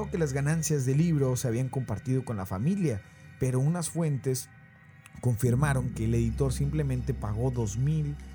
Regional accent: Mexico; accent: Argentine; La verdad es que tengo viviendo en México toda mi vida.

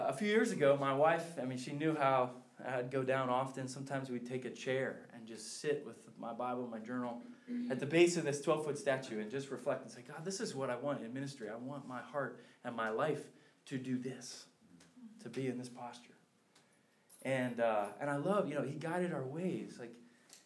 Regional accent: Philadelphia, Pennsylvania, United States; I'm from the Philadelphia area

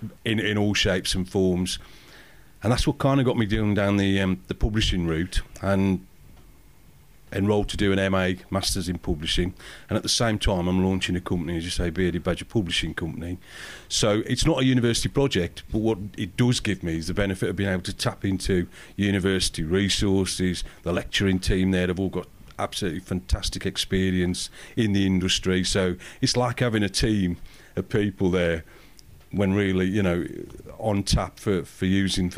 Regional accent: Black Country, West Midlands, United Kingdom; moved away as an adult; now in Derbyshire, United Kingdom; As you probably tell from the accent, I'm not a Derby local lad. I'm from the West Midlands, from the Black Country

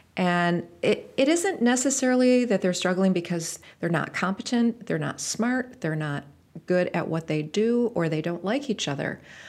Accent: Rockford, Illinois, United States; And I decided to come back to Rockford, which is my hometown where I grew up, and see if it was going to work.

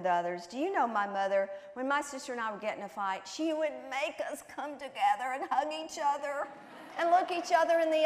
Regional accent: the South, United States; I was raised in the South, and I'm a Southern girl, clear down to my toes

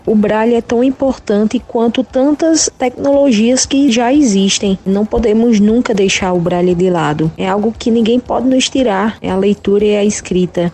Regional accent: Condado, Paraíba, Brazil; sou da cidade de Condado, Alto Sertão da Paraíba.

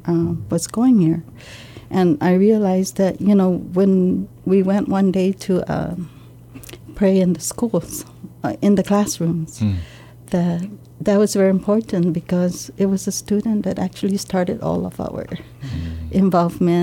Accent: Barrigada, Guam; I grew up in Barrigada

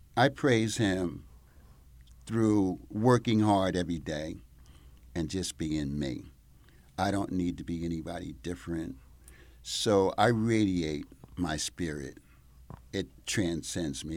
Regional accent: Mount Vernon, New York, United States; moved away as an adult; now in Italy; I grew up in Mount Vernon, New York. So, on the other side of the Bronx

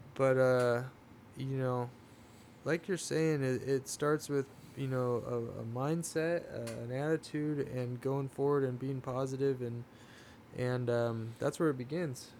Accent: Oceanside, California, United States; I'm from Oceanside, but my grandfather had a, a pig ranch, hog ranch in Vista, okay, California. So that was, yeah. um, I grew up, you know, four miles from

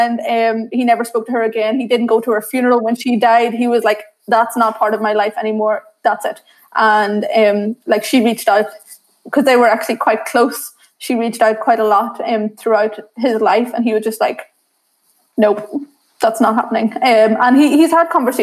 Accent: Northern Ireland, United Kingdom; accent: very thick accent; also born or lived in Sri Lanka; growing up in Northern Ireland and dealing with racism

